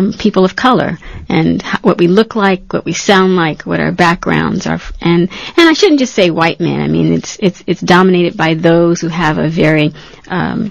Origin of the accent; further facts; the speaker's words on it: Long Island, New York, United States; I grew up on Long Island